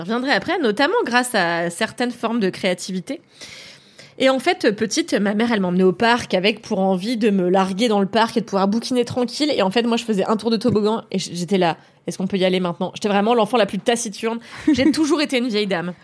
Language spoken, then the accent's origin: French; Levallois-Perret, Île-de-France, France; j'ai grandi à Levallois dans une école de blancs